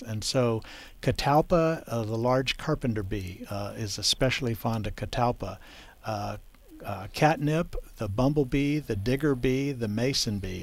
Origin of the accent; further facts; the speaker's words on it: South Texas, United States; I grew up in South Texas where whitebrush uh, is popular